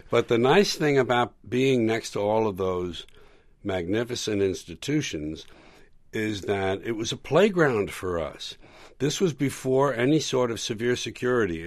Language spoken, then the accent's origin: English; New York, United States; born or raised there